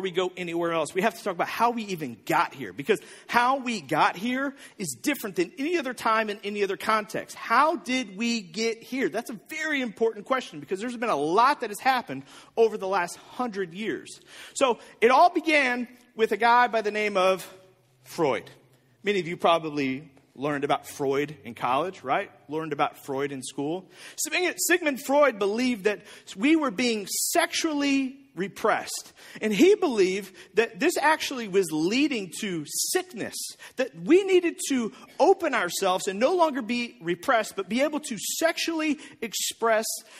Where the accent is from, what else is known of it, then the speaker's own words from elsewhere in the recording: O'Fallon, Missouri, United States; also born or lived in Bridgeton; even when I was in middle school, we lived in O'Fallon.